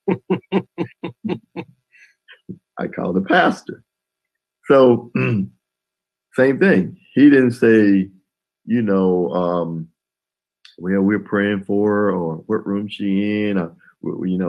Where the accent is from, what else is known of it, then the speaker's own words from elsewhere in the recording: Columbus, Mississippi, United States; moved away as an adult; also born or lived in Memphis, Tennessee; my hometown, Columbus